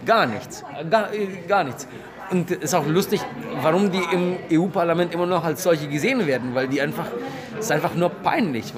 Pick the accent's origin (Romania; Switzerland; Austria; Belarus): Romania; moved away; also born or lived in Germany / Brazil; ich bin Rumäne